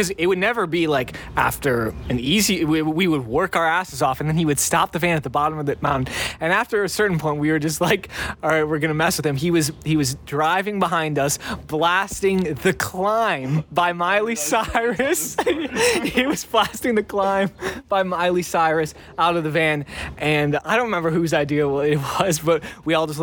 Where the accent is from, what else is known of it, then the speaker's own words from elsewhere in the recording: Illinois, United States; we're from Illinois, we're not used to any hills whatsoever